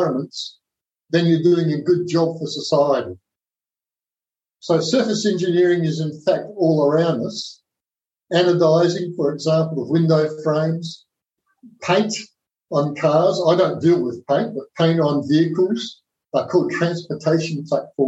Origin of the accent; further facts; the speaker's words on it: South Australia, Australia; Their plant was in Whyalla, which was a very remote part of South Australia, my home state.